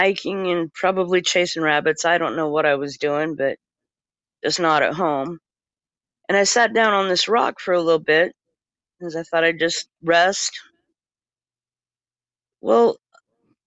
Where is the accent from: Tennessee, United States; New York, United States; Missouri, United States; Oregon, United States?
Oregon, United States; Eastern; I grew up way out in the Boontoolies in Eastern Oregon